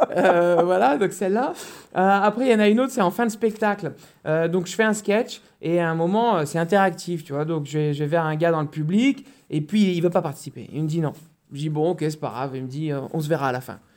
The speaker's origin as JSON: {"language": "French", "town": "Sartène", "region": "Corsica", "country": "France", "said": "j'ai ma famille qui est de Corse et je dis, mais vous savez, moi, je suis de Sartène."}